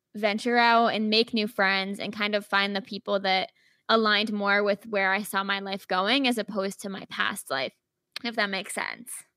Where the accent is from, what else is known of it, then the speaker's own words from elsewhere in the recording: Rhode Island, United States; moved away as an adult; now in Chicago, United States; I'm originally from Rhode Island